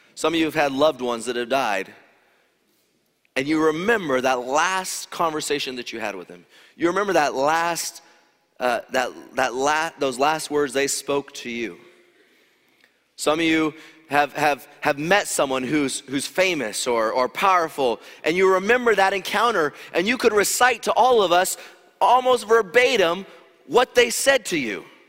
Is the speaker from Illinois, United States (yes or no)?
no; Loma Linda, California, United States; moved away; I grew up in Loma Linda